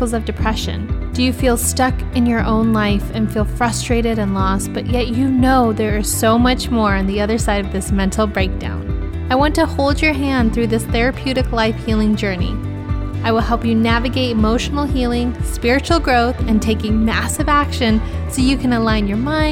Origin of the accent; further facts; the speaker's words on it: United States; my home country, the US